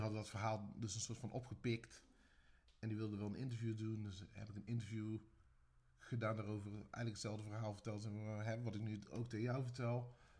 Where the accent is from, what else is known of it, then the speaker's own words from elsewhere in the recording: Tilburg, North Brabant, Netherlands; ik ben een Tilburger